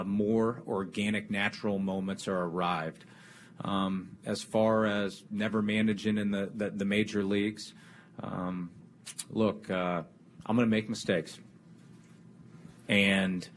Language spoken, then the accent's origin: English; Kansas City, Missouri, United States; I grew up in Kansas City